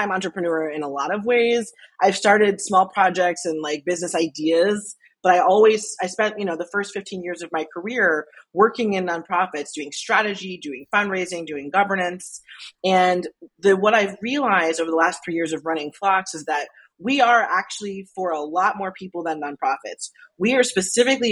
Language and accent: English; Albany, New York, United States; I grew up in Albany, New York